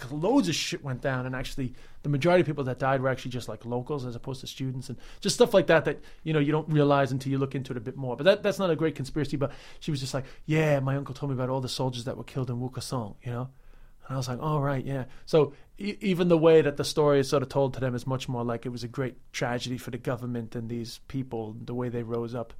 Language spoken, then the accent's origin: English; New York City, New York, United States; people like me that grew up there, uh, and haven't left